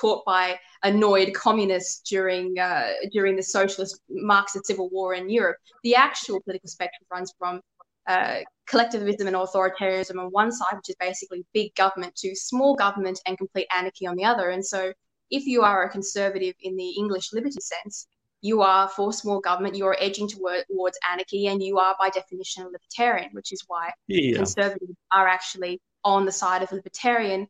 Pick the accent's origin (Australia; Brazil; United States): Australia; Sydney, New South Wales; I was born on the North Shore of Sydney. I went to school there in a private school